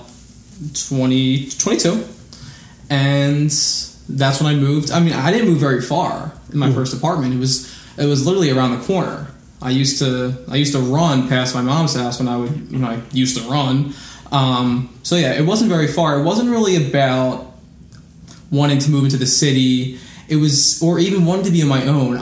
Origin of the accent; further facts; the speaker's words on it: Philadelphia, Pennsylvania, United States; now in Florida, United States; born and raised in the Mayfair section of Philadelphia